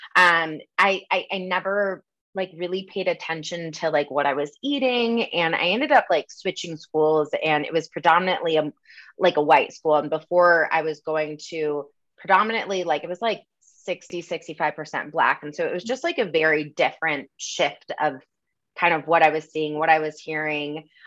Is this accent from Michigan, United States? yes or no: yes; Michigan, United States; moved away as an adult; also born or lived in Los Angeles; now in Denver, United States; I grew up in the Midwest, um, kind of had that typical Michigan upbringing